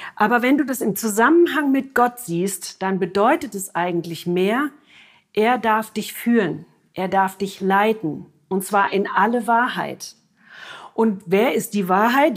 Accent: Germany; bei uns in Deutschland

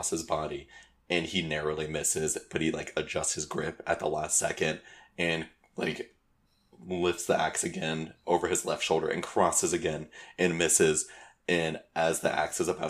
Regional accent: Georgia, United States; We're from Georgia

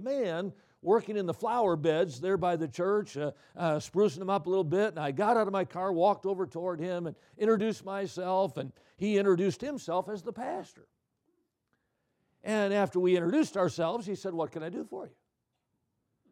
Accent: Midwest, United States; I'm from the Midwest.

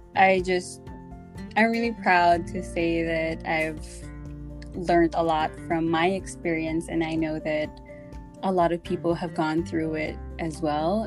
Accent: Australia; moved away as an adult; also born or lived in Philippines; now in Japan; growing up in Australia as a Filipino

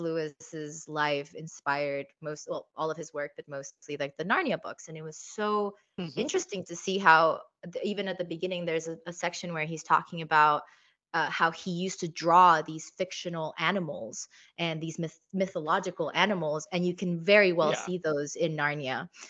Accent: Cyprus; I also love Greek mythology since I grew up in Cyprus.

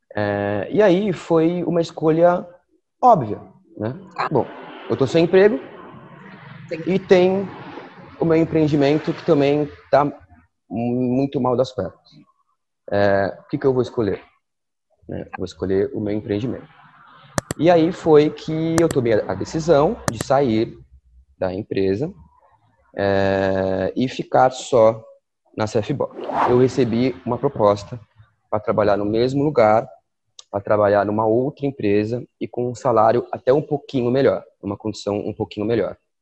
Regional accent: Santos, São Paulo, Brazil; Eu nasci em Santos, sou de Santos, e consegui um trabalho em Santos

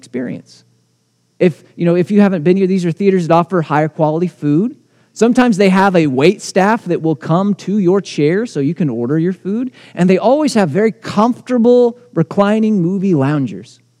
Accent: United States; as American Christians

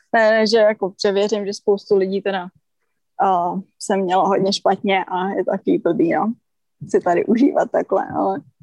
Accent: Czechia; my Češi, že jsme nevyrůstali prostě u oceánu

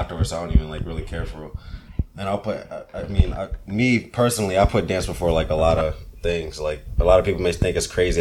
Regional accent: Virginia, United States; born or raised there; also born or lived in Brooklyn, New York

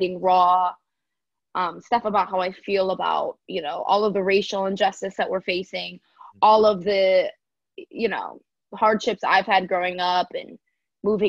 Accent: Michigan, United States; moved away; growing up in Michigan

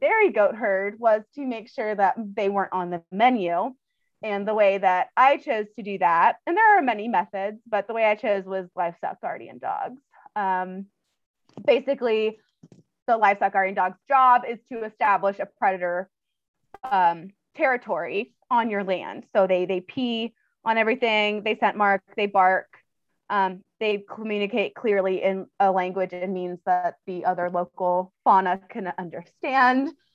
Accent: Orange County, California, United States; now in Montana, United States; I'm from Orange County originally, which is like the bougie part between LA and San Diego.

